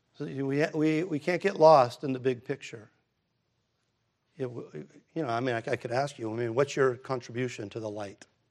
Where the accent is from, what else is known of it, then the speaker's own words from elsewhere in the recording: United States; I'm an American.